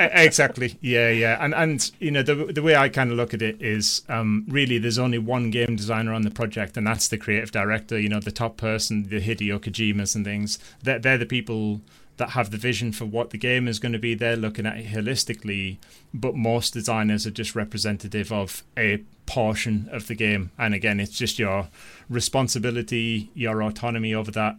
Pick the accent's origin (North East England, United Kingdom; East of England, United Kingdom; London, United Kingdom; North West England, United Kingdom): North East England, United Kingdom; I'm from the Northeast